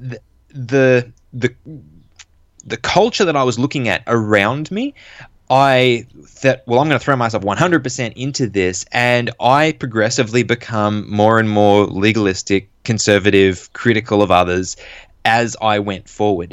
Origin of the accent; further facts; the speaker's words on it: Sydney area, New South Wales, Australia; I was born in Australia, in New South Wales, n-, not too, well, around the Sydney area. And, uh, I grew up around the church